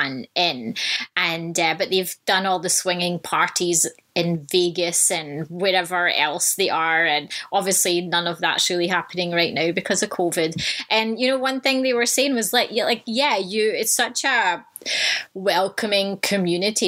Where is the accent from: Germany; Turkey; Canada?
Canada; Vancouver, British Columbia; in Vancouver, in my hometown